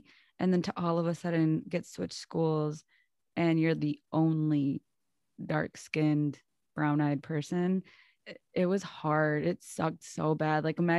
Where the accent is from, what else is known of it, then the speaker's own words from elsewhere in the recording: Muskego, Wisconsin, United States; me growing up in Muskego. And if like you're not from Wisconsin or from Milwaukee, it's a little suburb out like on the outskirts of Milwaukee.